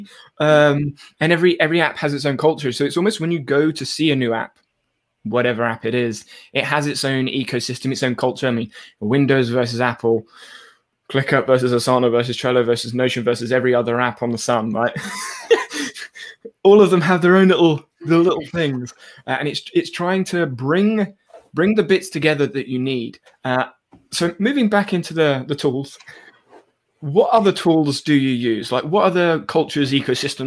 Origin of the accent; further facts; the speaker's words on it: England, United Kingdom; I'm English